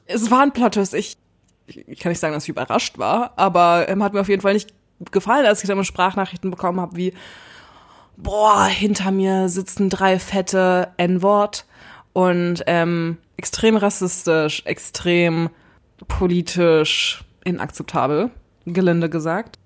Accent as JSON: {"language": "German", "region": "Berlin", "country": "Germany", "tie": "born or raised there", "said": "als Urberliner"}